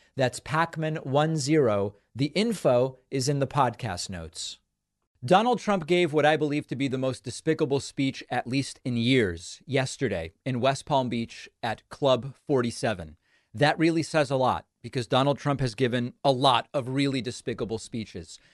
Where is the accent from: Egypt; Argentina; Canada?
Argentina; now in United States; When I was born in Argentina, I was born to two parents who were not at the time American citizens